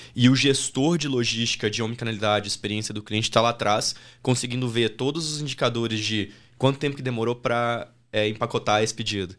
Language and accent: Portuguese; Diamantina, Minas Gerais, Brazil; accent: mineiro; moved away as an adult; also born or lived in Australia / Nebraska; Eu saí de Diamantina, que é a minha cidade, com 18 anos